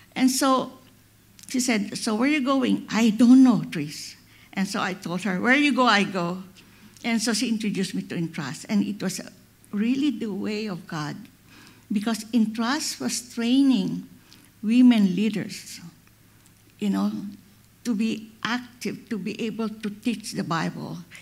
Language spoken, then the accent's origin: English; Philippines; I'm a Filipina